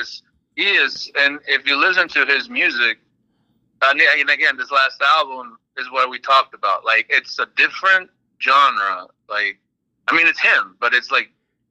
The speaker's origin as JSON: {"language": "English", "region": "South Alabama", "country": "United States", "tie": "born or raised there", "also_born_or_lived": "Lima, Peru", "said": "I grew up in South Alabama"}